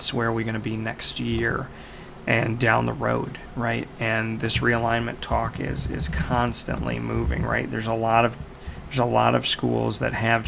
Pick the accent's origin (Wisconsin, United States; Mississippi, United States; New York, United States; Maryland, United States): New York, United States; Syracuse; it being my hometown